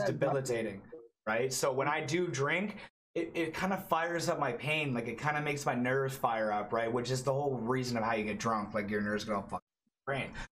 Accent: Toronto, Ontario, Canada; I'm from Toronto, Canada

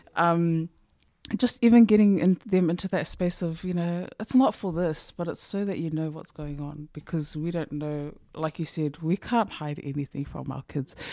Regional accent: New Zealand; I, as a New Zealand who went to Samoa, they seemed to know that I was from New Zealand

